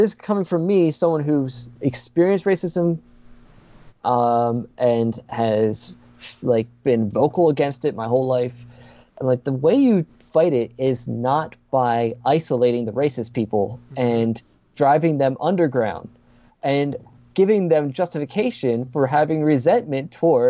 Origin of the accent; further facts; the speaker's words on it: Quarryville, Pennsylvania, United States; I grew up in Lancaster County, PA, which, if you know anything about Lancaster County, like really, but you grow up there and you're not white, because it's a very homogenous area.